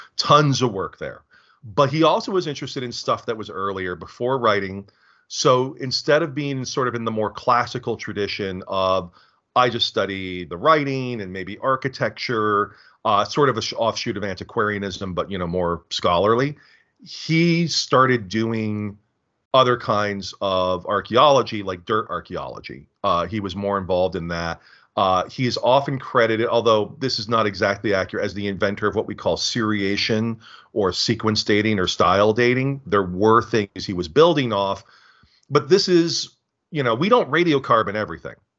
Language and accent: English; United States; as an American